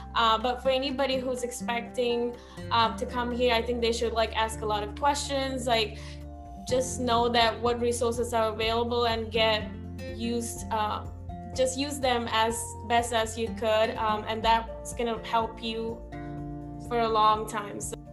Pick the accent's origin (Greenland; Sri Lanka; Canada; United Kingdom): Sri Lanka; English is a second language; moved away as an adult; now in United States; I'm from Sri Lanka